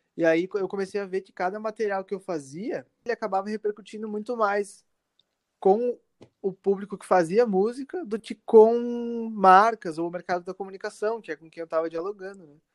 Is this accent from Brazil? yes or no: yes; Caxias do Sul, Rio Grande do Sul, Brazil; eu sou de Caxias do Sul, né, no Rio Grande do Sul